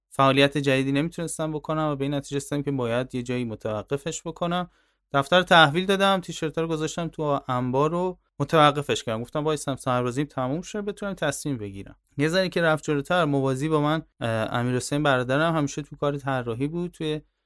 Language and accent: Persian; Tehran, Tehran Province, Iran; من تهران به دنیا آمدم